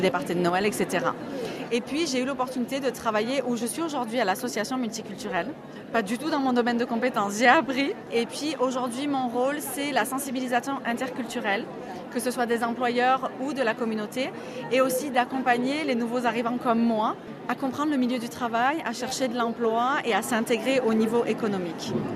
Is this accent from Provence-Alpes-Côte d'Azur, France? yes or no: yes; Marseille, Provence-Alpes-Côte d'Azur, France; moved away as an adult; now in New Brunswick, Canada; Je suis originaire de Marseille, dans le sud de la France, et depuis presque sept ans maintenant, je vis au Nouveau-Brunswick